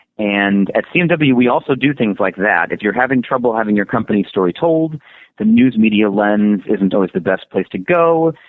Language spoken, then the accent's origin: English; Illinois, United States; now in California, United States; I'm born and raised in Illinois